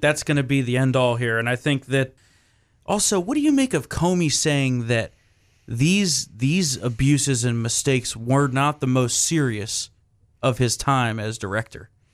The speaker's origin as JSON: {"language": "English", "region": "New Jersey", "country": "United States", "tie": "born or raised there", "said": "my home state of New Jersey"}